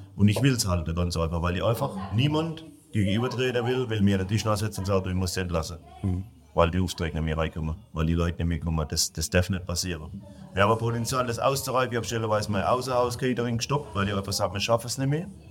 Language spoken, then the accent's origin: German; Germany; Ich bin im deutschen Land. Ich bin Deutscher